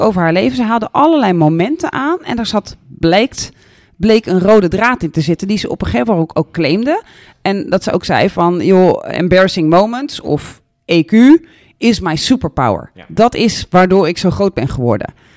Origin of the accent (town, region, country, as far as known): Netherlands